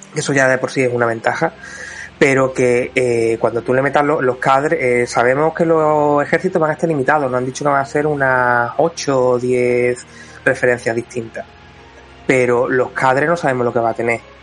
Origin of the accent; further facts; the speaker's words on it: Spain; Como buen español y programador